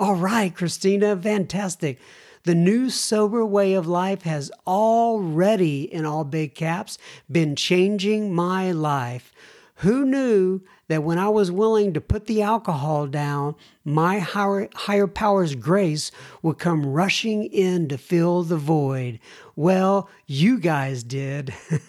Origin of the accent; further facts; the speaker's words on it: Arkansas, United States; I am from Northwest Arkansas, born and raised. That is Walmart country.